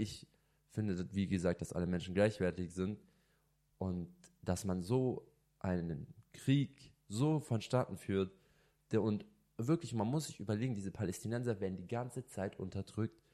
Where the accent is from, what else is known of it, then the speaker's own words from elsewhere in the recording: Germany; also born or lived in Lebanon (ancestry) / Italy (ancestry); ich bin hundert Prozent als Libanese, als Deutscher und Italiener, also meine Mischung